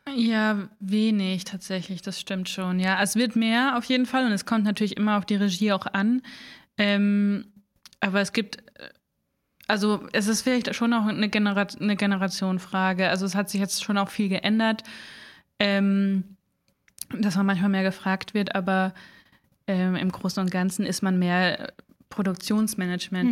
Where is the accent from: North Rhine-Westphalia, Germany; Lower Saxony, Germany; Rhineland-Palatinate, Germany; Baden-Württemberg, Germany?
Baden-Württemberg, Germany; Southern Black Forest; moved away as an adult; also born or lived in Munich / England / Mainz; ich komme aus dem Schwarzwald eigentlich, aus dem Südschwarzwald